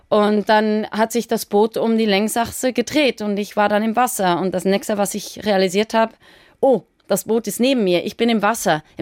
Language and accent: German; Switzerland; ich bin aus der Schweiz und ich, es hat ja noch nie eine Schweizer Frau gemacht.